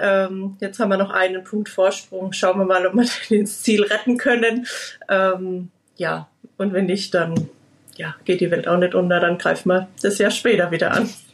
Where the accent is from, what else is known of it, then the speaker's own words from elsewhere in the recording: Liedolsheim, Baden-Württemberg, Germany; bei uns in Liedolsheim